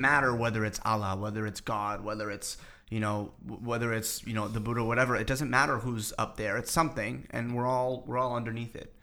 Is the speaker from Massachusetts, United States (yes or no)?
yes; Boston, Massachusetts, United States; now in New York, United States; I was just back home. I'm from Boston